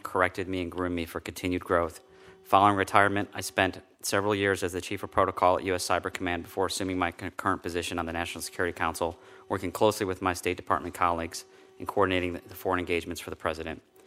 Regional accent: Chicago, Illinois, United States; moved away; I was born and raised in the South, Southwest side of Chicago

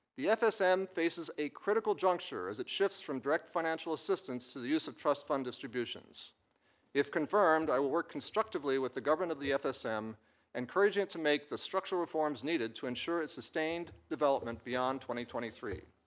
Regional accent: Annapolis, Maryland, United States; growing up in Annapolis, Maryland

